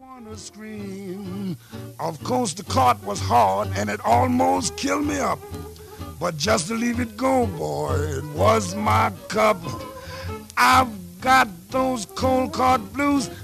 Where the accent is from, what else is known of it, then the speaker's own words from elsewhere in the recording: Calgary, Alberta, Canada; now in Victoria, Canada; I'm from Calgary.